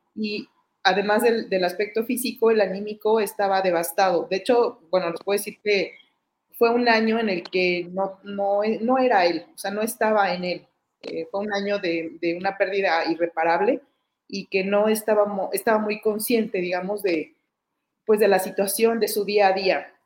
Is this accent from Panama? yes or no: no; Mexico; aquí en mi país